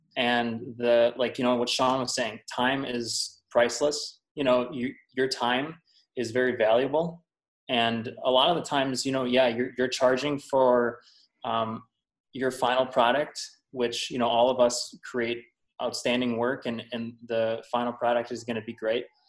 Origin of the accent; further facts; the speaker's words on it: Wisconsin, United States; I'm from Wisconsin